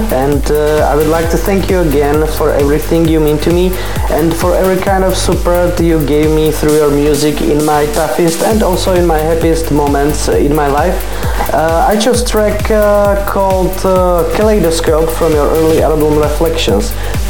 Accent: Slovakia; I am from Slovakia

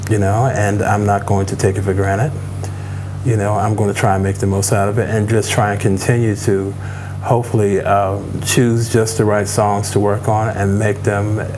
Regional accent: Chicago, Illinois, United States; that's pretty much what, what it was like growing up in Chicago and playing at the warehouse.

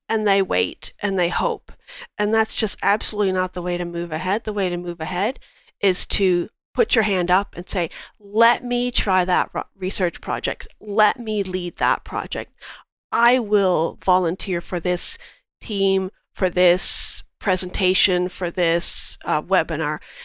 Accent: Cambridge, Ontario, Canada; also born or lived in London, Ontario; I was born in London and raised in Cambridge

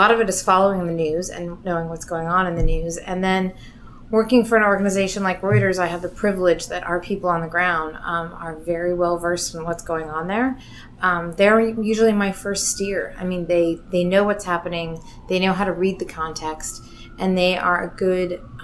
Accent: Seattle, Washington, United States; moved away as an adult; now in New York, United States; I'm originally from Seattle

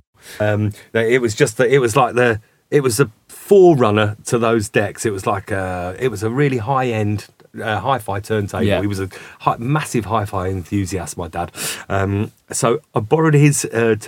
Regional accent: Milton Keynes, South East England, United Kingdom; also born or lived in London; We used to go and watch a guy in Milton Keynes, so that's where I kind of grew up. I'm from London originally, but that's where I grew up, as in, you know, I went to school

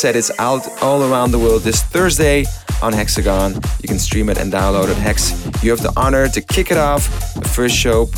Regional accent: Amsterdam, North Holland, Netherlands; My God, that was a crazy week in my hometown.

